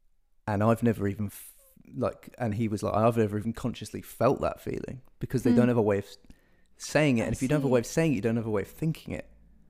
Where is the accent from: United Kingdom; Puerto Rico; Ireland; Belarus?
United Kingdom; we're British.